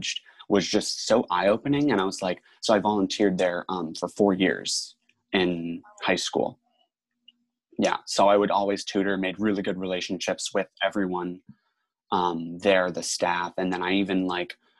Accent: Tampa, Florida, United States; I'm in from Tampa, Florida, so the Boys and Girls Club of Tampa Bay, and there was a Boys and Girls Club right across the street from my high school

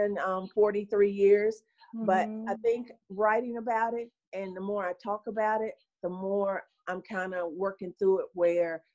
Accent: Gastonia, North Carolina, United States; I'm from Gastonia, North Carolina, right next door

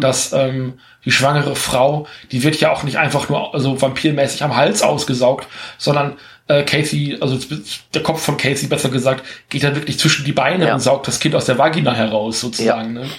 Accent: Germany; bei uns im Westen in Deutschland

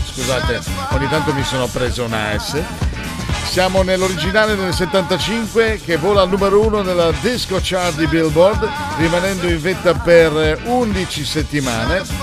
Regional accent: Liguria, Italy; sono ligure. L'unica sfiga che ci può capitare in Liguria d'estate è avere il tempo brutto

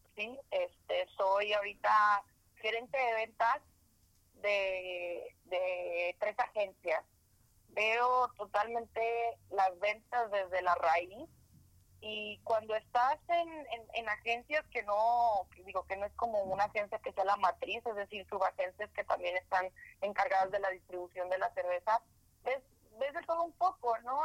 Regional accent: Delicias, Chihuahua, Mexico; moved away; nací en Belicia, Chihuahua, ciudad a la que voy una vez al año, si es que tengo tiempo, digo, desde que estoy fuera de Chihuahua

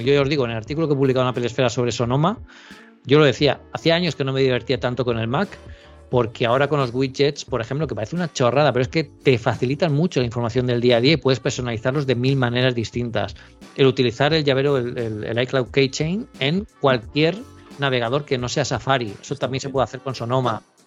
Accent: Elche, Valencian Community, Spain; now in Barcelona, Spain; yo vivo en Barcelona, pero yo soy de Elche, en, en, Alicante, yo tengo la familia allí

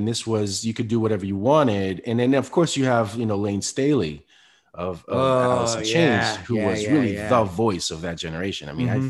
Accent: Spain; I came from Spain, you know, my mother's black, my father's Puerto Rican. I grew up listening, you know, Motown and hip hop.

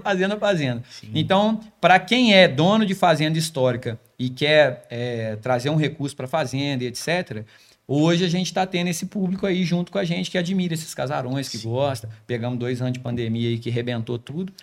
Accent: Volta Redonda, Rio de Janeiro, Brazil; a minha terrinha também, Volta Redonda

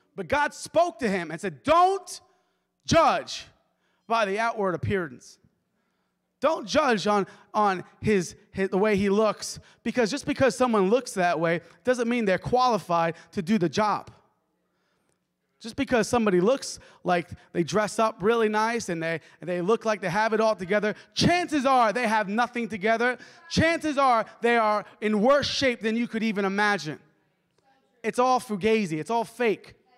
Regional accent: New York, United States; moved away; I'm from New York

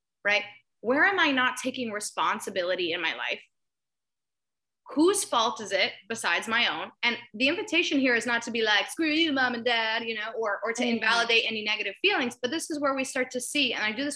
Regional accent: Miami, Florida, United States; I'm from Miami, Florida

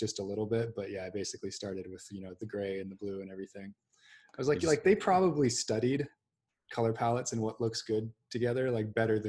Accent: Seattle, Washington, United States; I grew up in Seattle and went to Shorewood High up on the north side. Parents still live in Edmonds

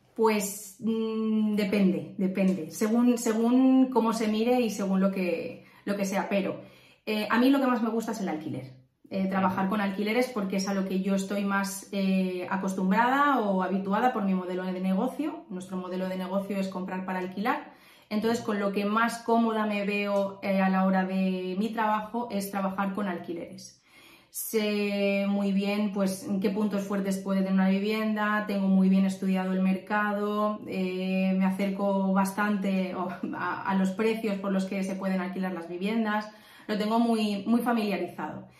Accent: Valencia, Valencian Community, Spain; soy de Valencia, tengo 30 años

